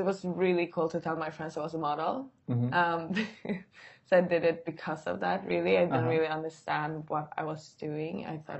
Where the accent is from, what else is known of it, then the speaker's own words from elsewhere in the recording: Sweden; first language Swedish; English is a second language; moved away; also born or lived in Oslo, Norway; Okay, so I'm born in Oslo, in Norway, and my mom is Norwegian. Dad is Swedish. And then I grew up in Sweden, so Swedish is my first language.